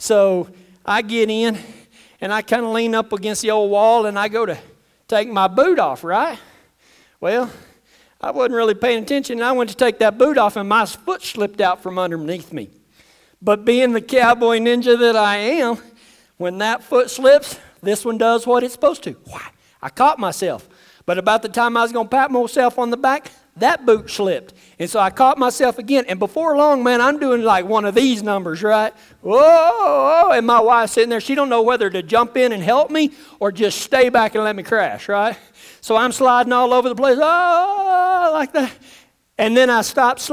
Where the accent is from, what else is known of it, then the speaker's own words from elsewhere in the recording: West Texas, United States; I grew up in West Texas around the mesas, and I hunted snake rattlesnakes for a living